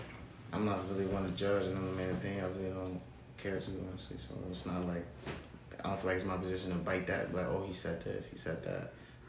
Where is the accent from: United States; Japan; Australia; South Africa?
United States; Springfield; moved away as an adult; now in Florida, United States; I've been in Florida for a little while, but I'm from Springfield. But I had moved to Florida